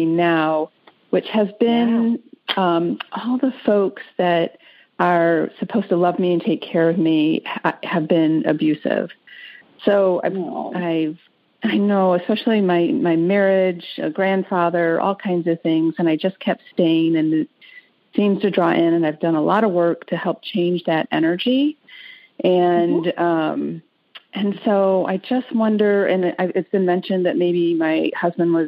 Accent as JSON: {"language": "English", "town": "Detroit", "region": "Michigan", "country": "United States", "said": "I'm from Detroit"}